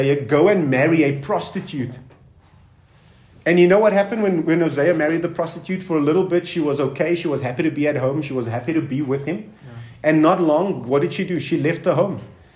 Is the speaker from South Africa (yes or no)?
yes; Cape Town, Western Cape, South Africa; also born or lived in Durban; now in Pretoria, South Africa; I'm from Cape Town, I've lived in Durban and I'm living in Pretoria.